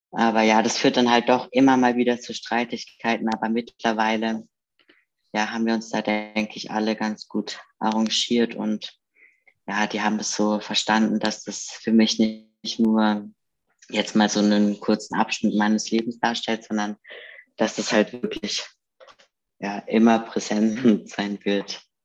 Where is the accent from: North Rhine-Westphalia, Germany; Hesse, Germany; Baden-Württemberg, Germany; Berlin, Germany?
Baden-Württemberg, Germany; Karlsruhe; moved away; ich komme ja aus Karlsruhe ursprünglich